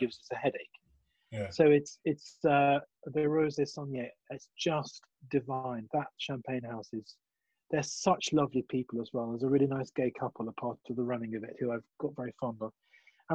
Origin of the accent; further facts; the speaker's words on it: England, United Kingdom; also born or lived in Germany; being English